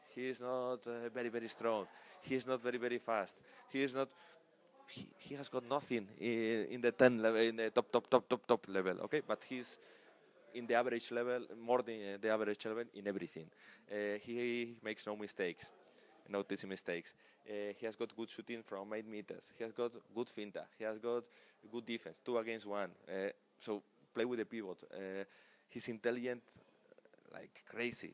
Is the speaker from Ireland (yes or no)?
no; Spain; English is a second language; moved away